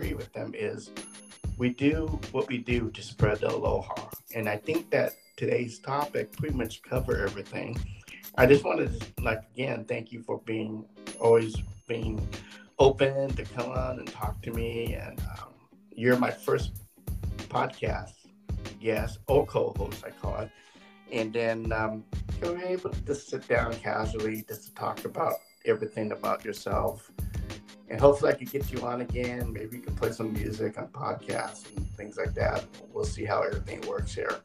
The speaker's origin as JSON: {"language": "English", "region": "California", "country": "United States", "tie": "born or raised there", "said": "I'm from the West Coast, I'm from California, I'm a California boy, been here since, I'm going to give away my age, 55 years"}